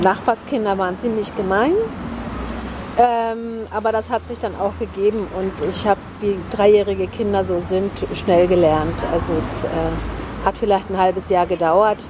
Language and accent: German; Oulu, North Ostrobothnia, Finland; first language Finnish; German is a second language; also born or lived in Winnenden, Baden-Württemberg, Germany; now in Germany; Da sind wir dann nach Finnland gezogen in die Heimat von meiner Mutter mhm. und äh, dort nach Nordfinnland nach Oulu